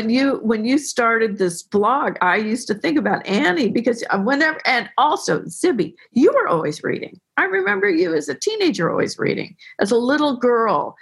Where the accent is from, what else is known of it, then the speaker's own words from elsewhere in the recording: Tiburon, California, United States; I was raised in Belvedere, Tiburon with Anne Lamott, who was a childhood friend.